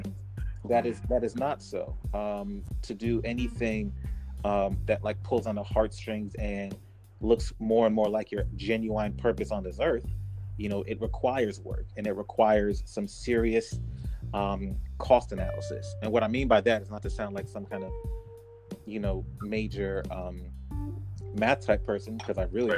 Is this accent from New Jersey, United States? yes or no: yes; Newark, New Jersey, United States; also born or lived in Central Virginia; now in Virginia, United States; my hometown of Newark, New Jersey